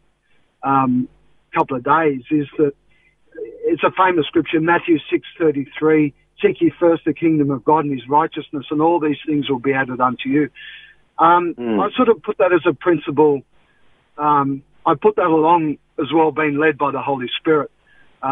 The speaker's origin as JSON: {"language": "English", "town": "Canberra", "region": "Australian Capital Territory", "country": "Australia", "moved": "yes", "lives_now": "Melbourne, Australia", "said": "from Canberra originally"}